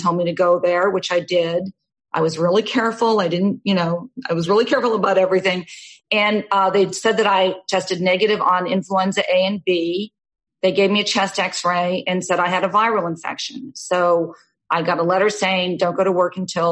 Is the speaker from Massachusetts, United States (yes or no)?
yes; Massachusetts, United States; moved away as an adult; also born or lived in Newton, Massachusetts / New York / Newport, Rhode Island / California; I grew up in Massachusetts